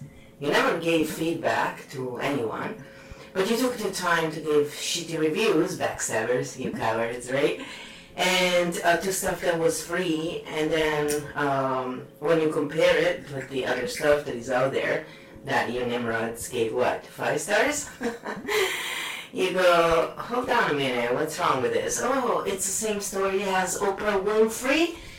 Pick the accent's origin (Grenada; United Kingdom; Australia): United Kingdom; But I am British, so of course we make shit up.